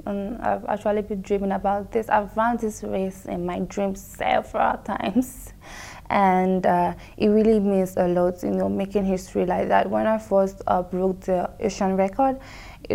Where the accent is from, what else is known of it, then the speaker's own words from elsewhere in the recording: Nigeria; moved away; also born or lived in Bahrain; I'm from Nigeria